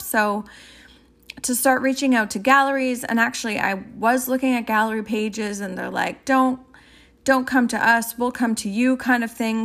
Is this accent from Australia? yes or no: no; Canada; I'm Canadian